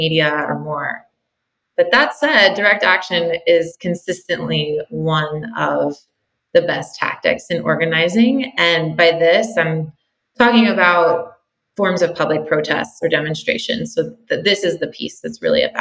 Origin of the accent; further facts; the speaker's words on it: Western Pennsylvania, United States; now in California, United States; spent a lot of time playing in the woods behind my house where I grew up in Western Pennsylvania